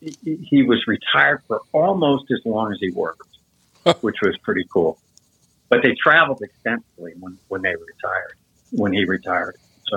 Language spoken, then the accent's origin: English; Michigan, United States; also born or lived in Texas / Kansas / Missouri / New Jersey; But I lived in, I was born in Michigan, lived in Michigan, Texas, in Dallas area, which I'm very fond of. And then, Kansas, Kansas City, Missouri. And then the longest stint was in New Jersey.